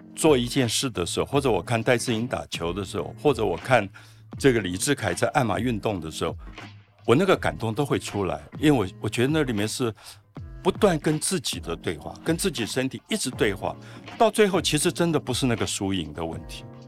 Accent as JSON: {"language": "Chinese", "town": "Taipei", "country": "Taiwan", "tie": "born or raised there", "said": "我小时候因为在大龙洞长大，在那个皇宫的庙口"}